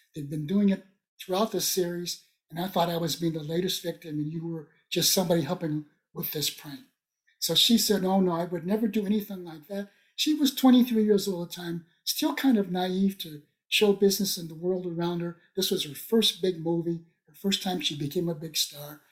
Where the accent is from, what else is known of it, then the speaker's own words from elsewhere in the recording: Chicago, Illinois, United States; I'm from Lincoln Elementary School